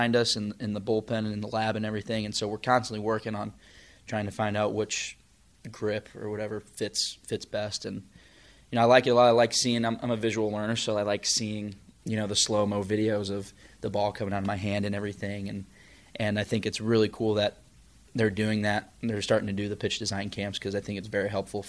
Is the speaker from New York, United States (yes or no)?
no; St. Louis, Missouri, United States; we're both from the St. Louis area